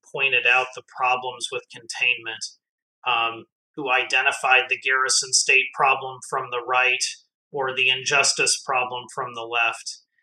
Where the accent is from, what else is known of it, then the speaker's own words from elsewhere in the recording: Midwest, United States; now in Texas, United States; I'm a Midwesterner